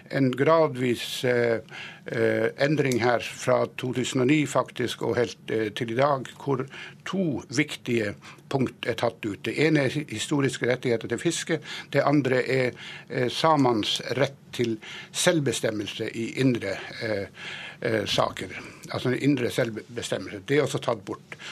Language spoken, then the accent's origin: Norwegian; Nesseby, Finnmark, Norway; i Nesseby, der jeg kommer fra